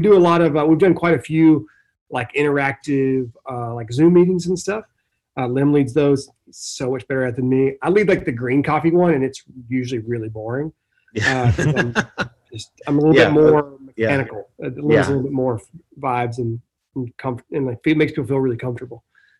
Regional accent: the South, United States; I come from the South, the southern part of the United States, and hospitality is a huge part of my culture historically.

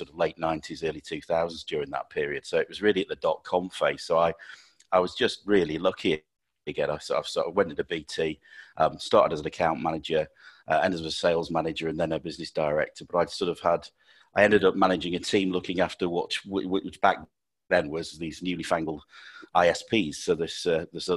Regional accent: Sheffield, Yorkshire and the Humber, United Kingdom; I'm born and bred in Sheffield

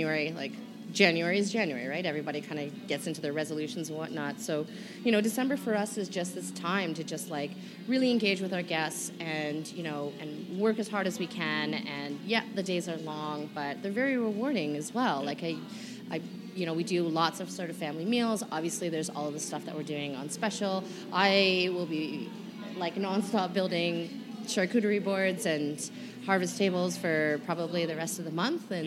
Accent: Niagara Falls, Ontario, Canada; now in Alberta, Canada; I grew up in Niagara Falls

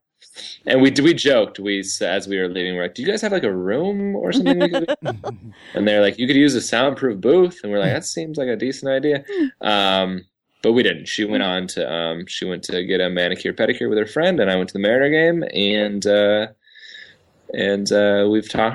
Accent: Seattle, Washington, United States; we're just from Seattle

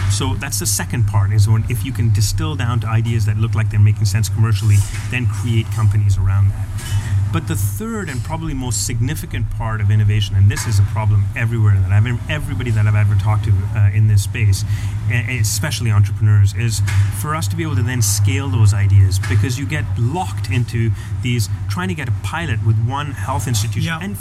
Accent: Canada; Canadians, as a Canadian, I don't want

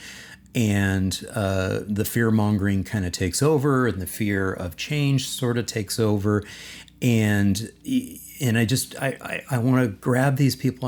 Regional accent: Southern California, United States; where I grew up in Southern California

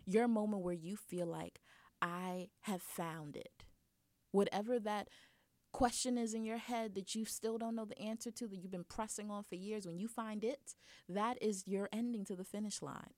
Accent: United States; accent: American; being American in a different country

